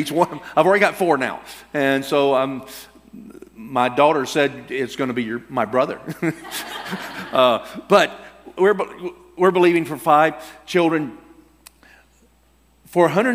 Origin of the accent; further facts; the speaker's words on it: Alabama, United States; I'm from Alabama